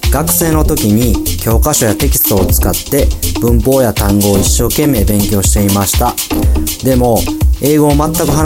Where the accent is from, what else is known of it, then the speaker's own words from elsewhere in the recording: Kyoto, Japan; English is a second language; I'm from Kyoto, Japan.